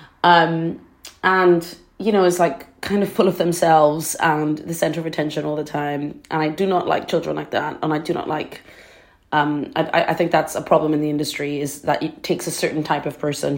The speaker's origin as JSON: {"language": "English", "country": "Trinidad & Tobago", "tie": "born or raised there", "moved": "yes", "lives_now": "London, United Kingdom", "said": "I grew up in Trinidad. I'm born there."}